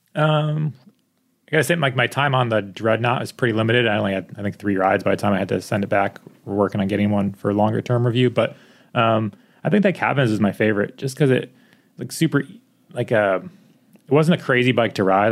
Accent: East Coast, United States; moved away; I grew up on the East Coast

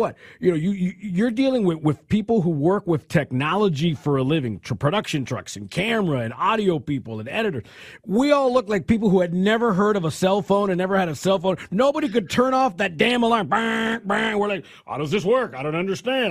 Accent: California, United States; I come from California

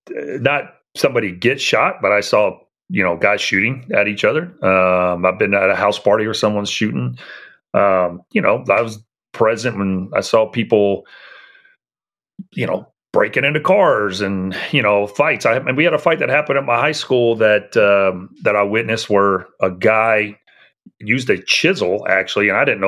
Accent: San Francisco, California, United States; now in Tulsa, United States; I grew up in the Bay Area. I lived in the city of San Francisco from seventh grade up through until I started high school. And then we moved to a suburb outside of San Francisco where I finished high school.

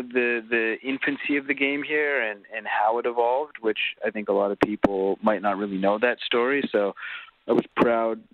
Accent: West Coast of Canada, Canada; now in Toronto, Canada; I grew up actually on the West Coast of Canada

